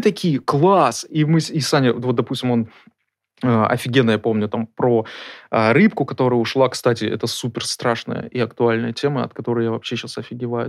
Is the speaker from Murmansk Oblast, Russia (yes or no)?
yes; Murmansk, Murmansk Oblast, Russia; Мы вместе из Мурманска.